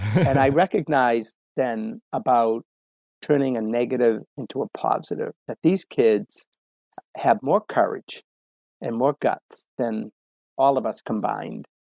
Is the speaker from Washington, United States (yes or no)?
no; Medford, Massachusetts, United States; growing up in the Boston area, um, you know, it's very it's very sports minded, crazy part of the country